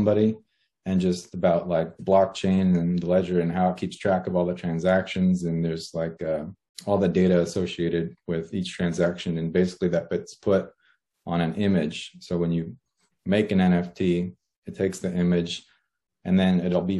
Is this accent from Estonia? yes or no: no; Los Angeles, California, United States; moved away as an adult; born in Los Angeles, California. I lived there all my life and then recently moved out of state.